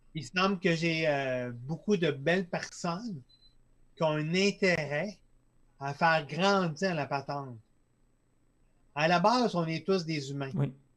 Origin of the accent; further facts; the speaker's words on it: Lac Saint-Jean, Quebec, Canada; Je viens du lac Saint-Jean